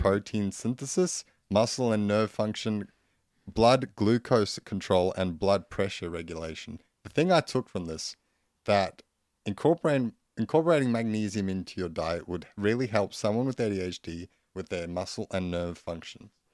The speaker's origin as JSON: {"language": "English", "country": "South Africa", "moved": "yes", "lives_now": "Australia", "said": "I'm from South Africa"}